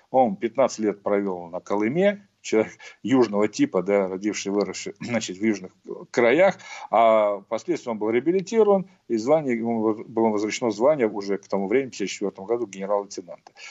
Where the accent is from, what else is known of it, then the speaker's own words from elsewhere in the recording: Fergana Valley, Uzbekistan; я вообще уроженец Ферганской долины, это одно из центров возникновения этого движения